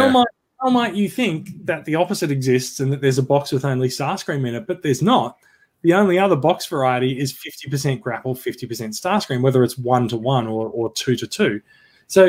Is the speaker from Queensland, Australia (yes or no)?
yes; Queensland, Australia; now in New South Wales, Australia; I am really a Queenslander, even though I live in New South Wales.